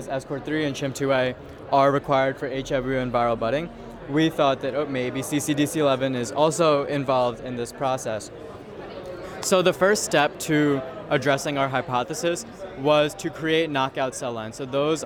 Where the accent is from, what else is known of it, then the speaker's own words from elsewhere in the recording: Dix Hills, New York, United States; I'm from Dix Hills, New York